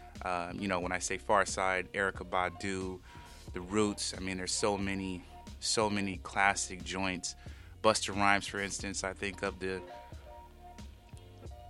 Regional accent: West Coast, United States; It's one thing I loved about growing up on the West Coast

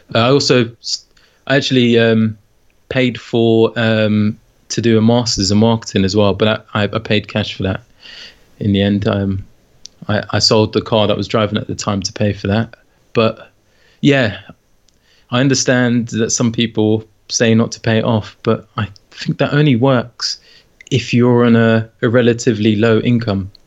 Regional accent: London, United Kingdom; moved away as an adult; now in St Albans, United Kingdom; I grew up in London, in northwest London

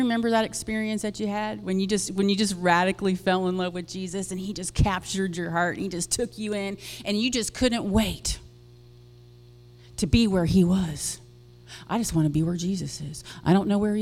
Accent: West Palm Beach, Florida, United States; That is where I grew up, born and raised in South Florida

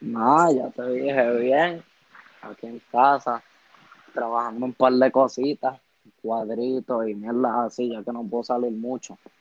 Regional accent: San Juan, Puerto Rico; Pues tengo 17 años

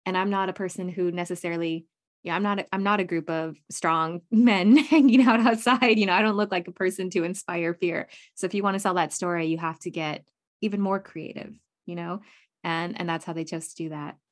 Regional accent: United States; I'm very American

